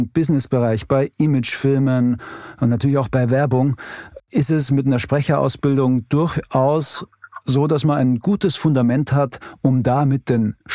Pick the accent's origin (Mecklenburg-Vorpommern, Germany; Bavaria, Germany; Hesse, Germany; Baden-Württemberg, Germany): Bavaria, Germany; accent: Bavarian; Das bayerische R. Ich liebe ja meinen Dialekt und, und pflege den auch so im Privaten.